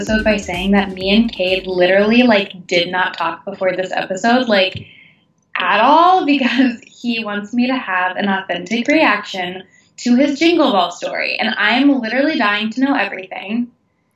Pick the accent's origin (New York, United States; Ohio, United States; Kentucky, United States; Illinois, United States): Illinois, United States; moved away; I'm also from Illinois